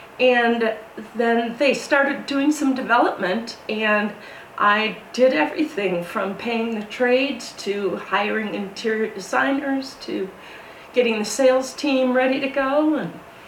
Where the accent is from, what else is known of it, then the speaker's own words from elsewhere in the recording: Wisconsin, United States; moved away as an adult; I grew up in Wisconsin, big family. I have five siblings, and I love saying I'm from the Midwest